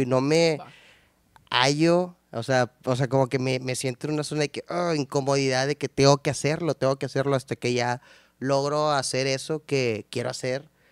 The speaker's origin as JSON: {"language": "Spanish", "town": "San Nicolás de los Garza", "region": "Nuevo León", "country": "Mexico", "tie": "born or raised there", "said": "soy de San Nico, toda la vida he vivido ahí, todavía vivo ahí, entonces, de San Nico"}